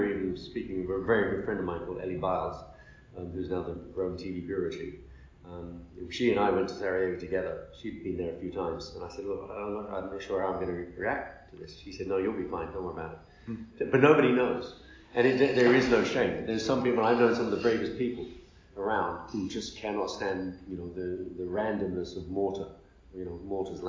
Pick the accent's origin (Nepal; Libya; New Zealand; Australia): Libya; also born or lived in United Kingdom / United States; I was brought up in Libya from the age of two.